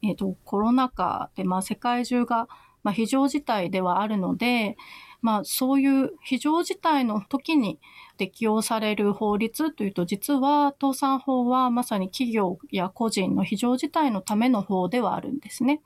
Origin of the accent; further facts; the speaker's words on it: Naha, Okinawa, Japan; moved away as an adult; 那覇市の出身